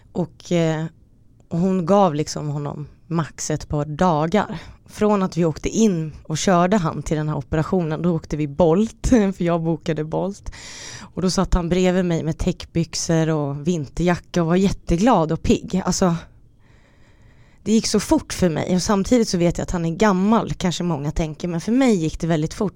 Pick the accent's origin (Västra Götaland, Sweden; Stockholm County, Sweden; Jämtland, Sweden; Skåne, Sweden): Stockholm County, Sweden; Stockholm; also born or lived in Finland; jag kom från Stockholm till vår lilla finska